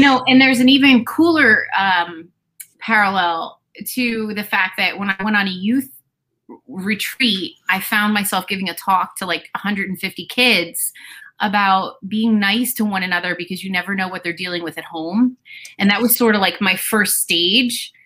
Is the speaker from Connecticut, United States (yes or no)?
no; New Jersey, United States; born or raised there